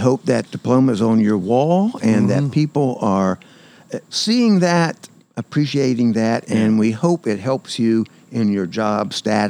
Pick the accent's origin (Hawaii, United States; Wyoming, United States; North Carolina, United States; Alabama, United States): North Carolina, United States; Montgomery County; I grew up in Montgomery County.